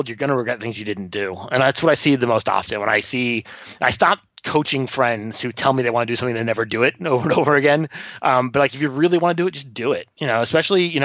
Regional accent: Florida, United States; moved away; also born or lived in Sydney, Australia / New Zealand / Mexico; I grew up on a boat down here in Florida

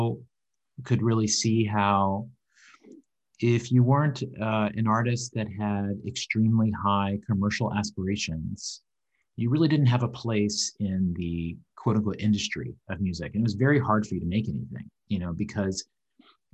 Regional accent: Southwest Virginia, United States; moved away as an adult; also born or lived in New York; now in Vancouver, Canada; I grew up in Southwest Virginia. I grew up on a farm

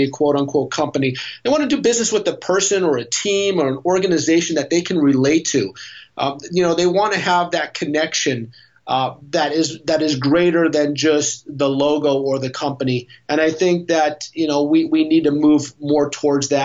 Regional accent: New York, United States; now in San Diego, United States; I'm originally from New York, so I know the Northeast well

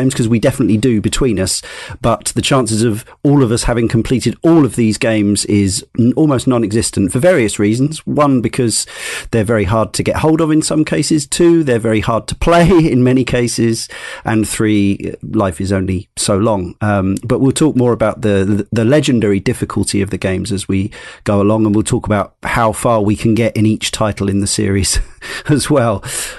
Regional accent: Weston-super-Mare, South West England, United Kingdom; I have no memory of having played it at any of the numerous arcades that lined the seafront where I grew up in Western Supermare. I was born in 86

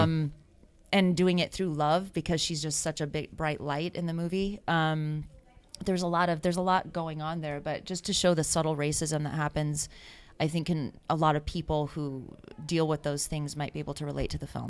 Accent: United States; I'm American

